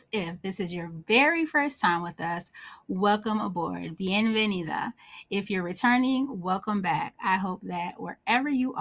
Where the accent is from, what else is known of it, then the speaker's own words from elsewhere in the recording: Northeast, United States; I'm from the Northeast, so I love snow